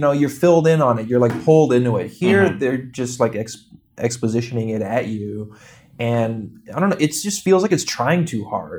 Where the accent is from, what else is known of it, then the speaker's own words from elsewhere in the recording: New York City, New York, United States; Yeah, it doesn't matter, but it's funny as a New Yorker